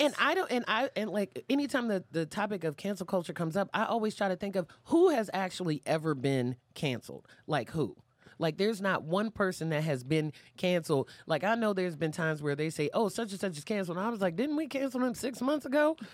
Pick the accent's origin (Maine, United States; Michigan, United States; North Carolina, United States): North Carolina, United States; Fayetteville; now in Baltimore, United States; I'm from, I was born in North Carolina, Fayetteville, North Carolina